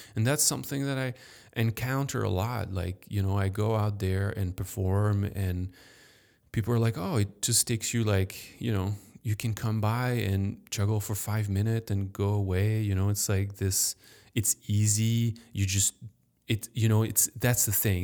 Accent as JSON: {"language": "English", "town": "Paris", "region": "Île-de-France", "country": "France", "tie": "born or raised there", "moved": "yes", "lives_now": "Chicago, United States", "said": "I grew up in Paris"}